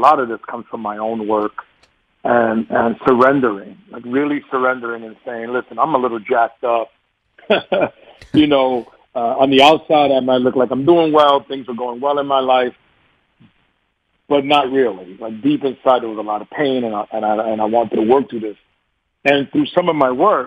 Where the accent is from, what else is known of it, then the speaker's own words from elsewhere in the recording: New York, United States; accent: New York; my New York accent